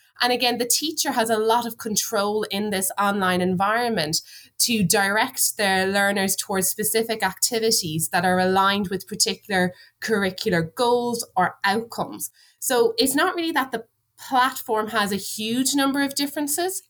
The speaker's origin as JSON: {"language": "English", "country": "Ireland"}